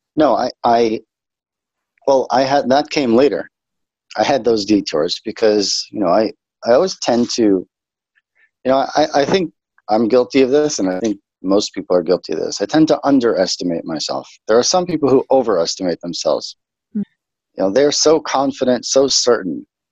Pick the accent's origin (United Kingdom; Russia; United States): United States; New York City, New York; moved away as an adult; now in Israel; I'm originally from New York, a little city on the East Coast, United States, called Brooklyn, New York